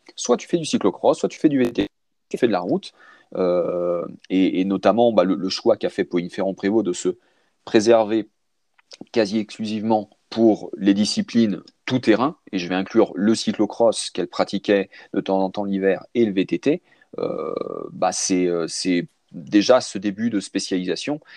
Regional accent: France; chez nous, en France

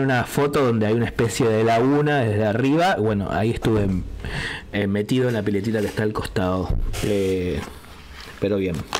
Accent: Greater Buenos Aires, Argentina; Me, me, adjudico porteño porque si bien soy, no soy de Capital Federal, porteño para mí es todo el que vive ahí y alrededores.

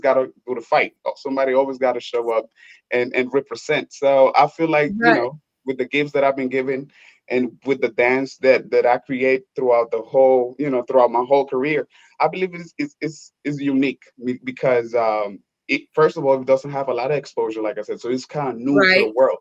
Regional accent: Honduras; moved away; I'm originally from Honduras. I am a Garifuna descent

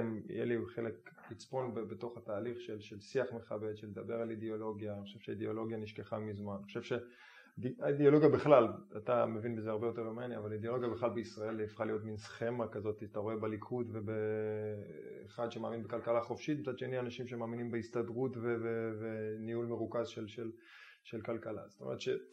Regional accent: Israel; אני ישראלי שגדל במדינת היהודים, גדל בבית

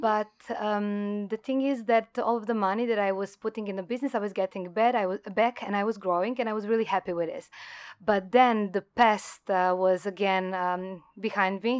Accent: Croatia; moved away as an adult; now in Thailand; I come from Croatia, it's a small country

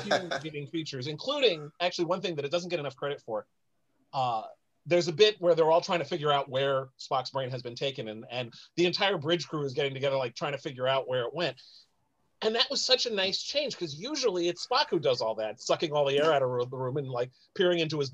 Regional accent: New York City, New York, United States; the Bronx, which is where I'm from

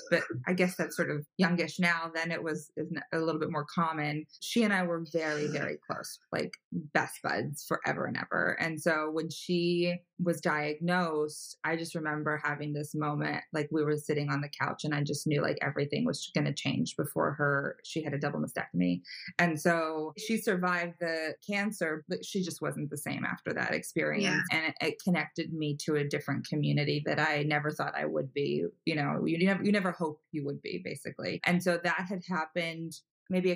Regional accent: Los Angeles, California, United States; I'm from California, from Los Angeles originally

